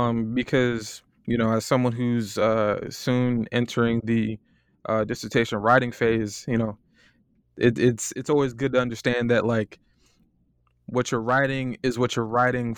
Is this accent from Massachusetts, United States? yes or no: no; Florida, United States; now in Ann Arbor, United States; You know, I'm from Florida. It's starting to get cold. I'm on a fellowship here in Ann Arbor.